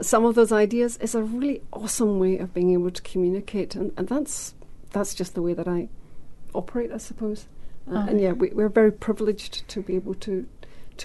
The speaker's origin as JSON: {"language": "English", "region": "Scotland", "country": "United Kingdom", "moved": "as an adult", "lives_now": "New Zealand", "said": "I come from Scotland, although I'm married to a Kiwi."}